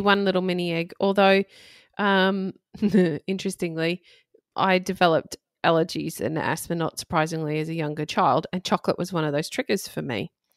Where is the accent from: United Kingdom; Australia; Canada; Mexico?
Australia; Redcliffe, Queensland; I grew up on the Redcliffe Peninsula in Brisbane or near Brisbane